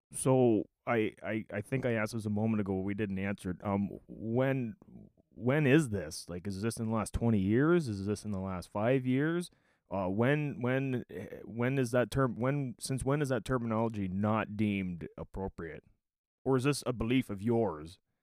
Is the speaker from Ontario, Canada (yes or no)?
yes; Ontario, Canada; I was born in Ontario, So I'm a Canadian